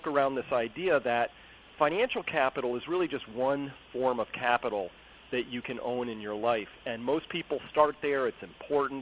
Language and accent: English; Sebastopol, California, United States; also born or lived in Silicon Valley, California; I live up in Sonoma County, California, a little town here called Sebastopol